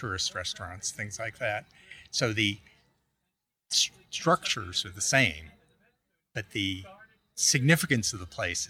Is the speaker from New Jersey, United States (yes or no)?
no; New York City, New York, United States; moved away; I grew up in Staten Island.